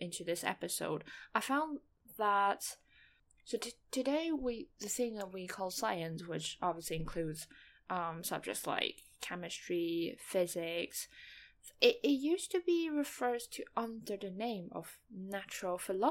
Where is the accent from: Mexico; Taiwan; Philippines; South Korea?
Taiwan; first language Mandarin; English is a second language; in Taiwan, we mainly speak Mandarin. Taiwanese is a dialect. So yeah, Mandarin is my first language